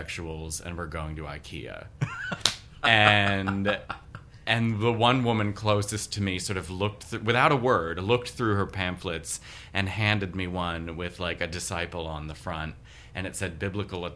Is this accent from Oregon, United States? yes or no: no; Baltimore, Maryland, United States; now in New York, United States; I grew up in Baltimore.